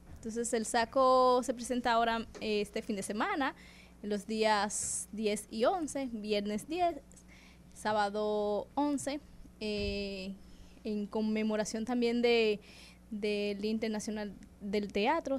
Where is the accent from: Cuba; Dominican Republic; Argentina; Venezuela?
Dominican Republic; soy dominicana